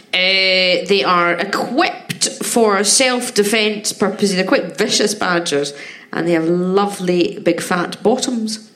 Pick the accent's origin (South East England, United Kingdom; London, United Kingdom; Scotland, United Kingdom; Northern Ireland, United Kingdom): Scotland, United Kingdom; I'm Scottish